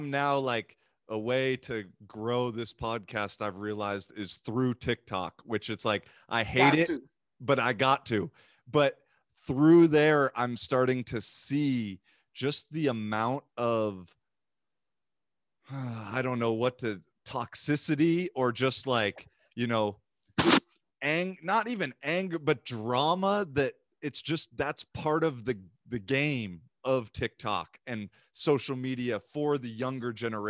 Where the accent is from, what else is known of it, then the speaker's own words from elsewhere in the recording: United States; now in Finland; especially now I'm in Finland, like as an American guy